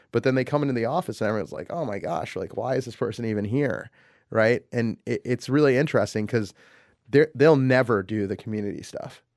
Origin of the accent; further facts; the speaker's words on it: United States; I'm an American. I grew up here. I was born here.